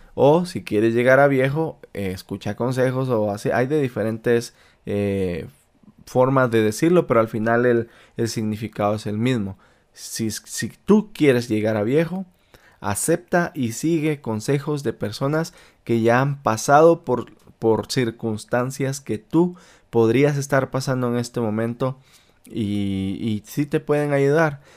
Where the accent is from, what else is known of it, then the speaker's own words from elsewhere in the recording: Malacatán, San Marcos, Guatemala; now in Utah, United States; de mi pueblo natal de Malacatán, San Marcos, Guatemala